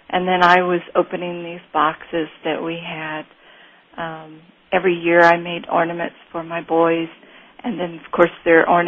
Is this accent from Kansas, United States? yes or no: yes; Kansas, United States; which is a uh, just something that signifies Mark to me. Growing up in Kansas, we